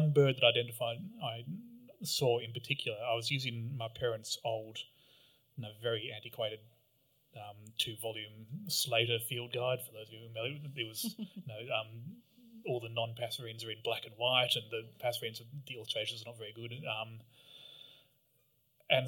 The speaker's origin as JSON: {"language": "English", "town": "Canberra", "region": "Australian Capital Territory", "country": "Australia", "tie": "born or raised there", "said": "I grew up in Canberra"}